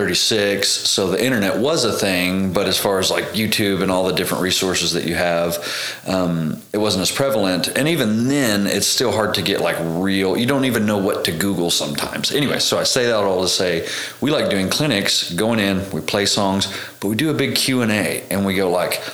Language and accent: English; Tishomingo, Oklahoma, United States; also born or lived in Amarillo, Texas; I grew up in Tishomingo, Oklahoma